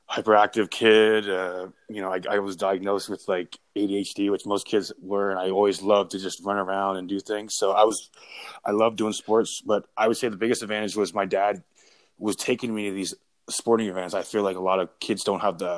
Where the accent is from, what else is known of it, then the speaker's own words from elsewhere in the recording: Brockville, Ontario, Canada; I'm from Brockville